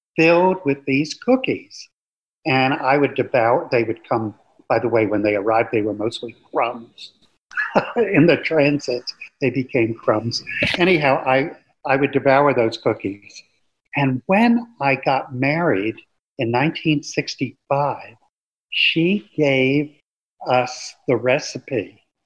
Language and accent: English; New York City, New York, United States; moved away as an adult; also born or lived in Florida; I grew up in the New York City metropolitan area